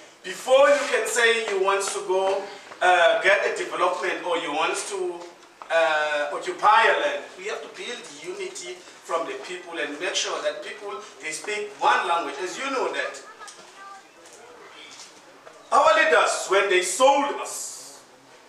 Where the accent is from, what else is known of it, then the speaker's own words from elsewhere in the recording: Eastern Cape, South Africa; now in Durban, South Africa; I come from Eastern Cape